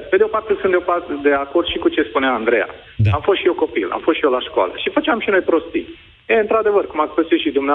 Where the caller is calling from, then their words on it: Oradea, Bihor County, Romania; Da, bună ziua … sunt de la Oradea.